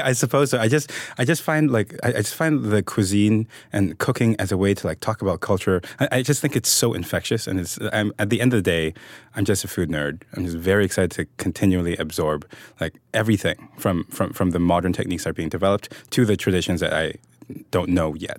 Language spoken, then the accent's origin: English; Hong Kong; now in United States; I'm from Hong Kong originally.